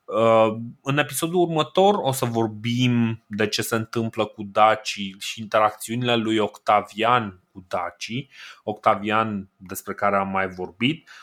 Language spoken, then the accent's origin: Romanian; Romania; noi suntem români